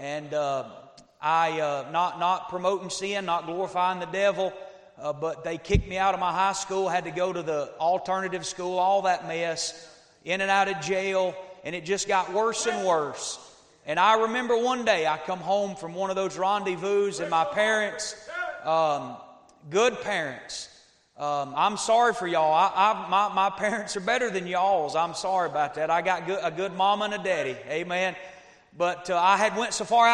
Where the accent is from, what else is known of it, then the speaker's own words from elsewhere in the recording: Northeast Georgia, United States; now in Tennessee, United States; I live in Tennessee now, but I was raised in Northeast Georgia